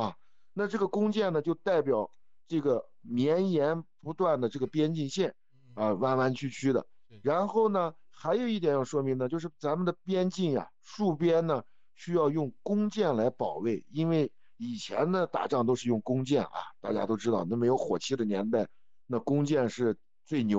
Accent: Xinjiang, China; 我是新疆人

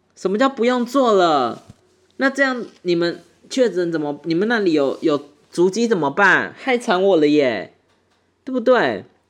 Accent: Taiwan; 我们台湾人

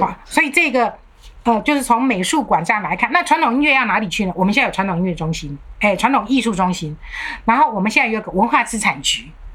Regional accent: Taiwan; also born or lived in Germany; 我们台湾人

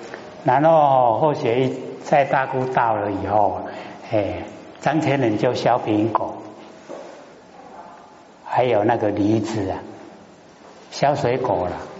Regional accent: Taiwan; 我们台湾话讲，哎，看严严嘞，不然会倒下去。

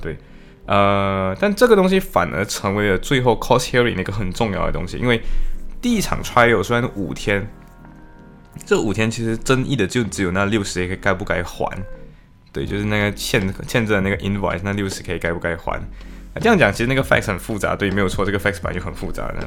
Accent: Malaysia; moved away as an adult; now in Liverpool, United Kingdom; 我是马来西亚人

